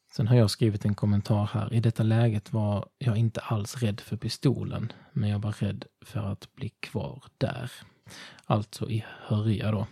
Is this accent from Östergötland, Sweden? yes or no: no; Ringamåla, Blekinge, Sweden; moved away; jag kommer från Ringamåla.